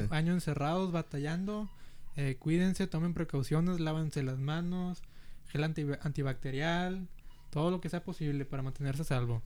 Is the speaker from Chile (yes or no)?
no; Brownsville, Texas, United States; first language Spanish; also born or lived in Monterrey, Mexico; ya me vine aquí al valle y pues crecí aquí en los últimos 15 años